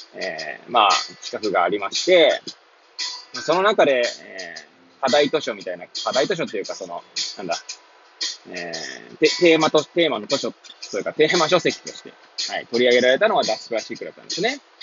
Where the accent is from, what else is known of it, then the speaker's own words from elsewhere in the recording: Hachioji, Tokyo, Japan; moved away as an adult; now in Kamaishi, Japan; 八王子生まれ、八王子育ち、震災の前の年から、浜石で働く